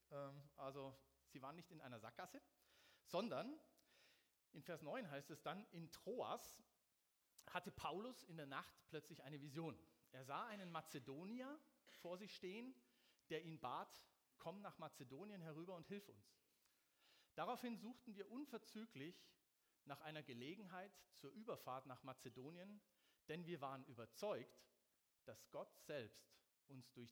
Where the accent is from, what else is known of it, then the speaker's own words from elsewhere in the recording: Munich, Bavaria, Germany; Aber für mich war als Münchner Mannheim schon der absolute GAU.